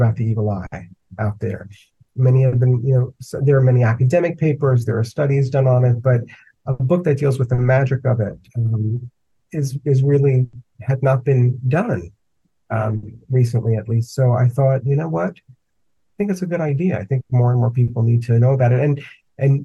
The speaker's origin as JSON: {"language": "English", "town": "New York City", "region": "New York", "country": "United States", "tie": "born or raised there", "said": "I grew up in the Bronx in a very, you know, typical sort of two-family house"}